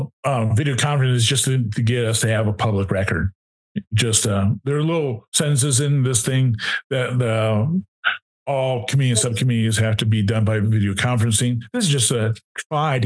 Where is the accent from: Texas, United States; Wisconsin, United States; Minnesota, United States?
Wisconsin, United States; My home state is Wisconsin.